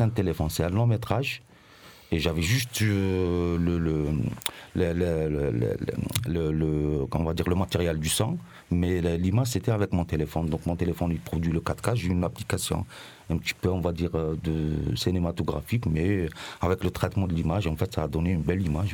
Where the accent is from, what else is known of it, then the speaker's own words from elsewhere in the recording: Mostaganem Province, Algeria; moved away as an adult; now in Marseille, France; ma ville natale qui s'appelle Mostaganam